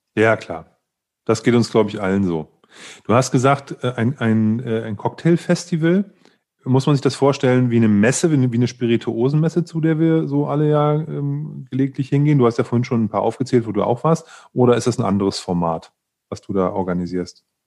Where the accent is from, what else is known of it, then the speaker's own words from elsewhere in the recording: Leipzig, Saxony, Germany; als Leipziger